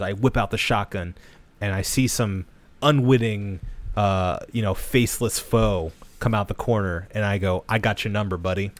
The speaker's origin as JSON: {"language": "English", "country": "United States", "said": "I'll speak as an American male"}